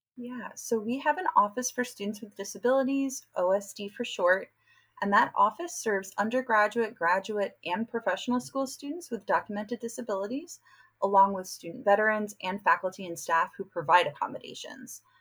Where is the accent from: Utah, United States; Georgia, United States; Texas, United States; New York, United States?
New York, United States; now in San Diego, United States; I'm from New York and I recruit often on the East Coast for UC San Diego